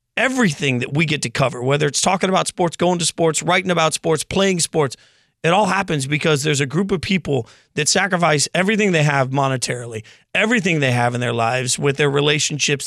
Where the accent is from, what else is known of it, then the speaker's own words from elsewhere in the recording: Las Vegas, Nevada, United States; I grew up in Vegas